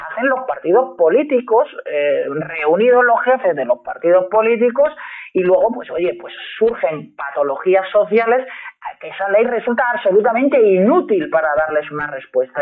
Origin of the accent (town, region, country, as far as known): Spain